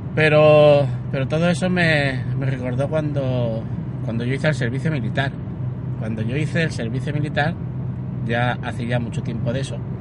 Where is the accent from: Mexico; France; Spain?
Spain; Alhama de Murcia, Region of Murcia; also born or lived in Castellón; Mi padre era el presidente de la Cruz en, en Alama de Murcia, donde yo nací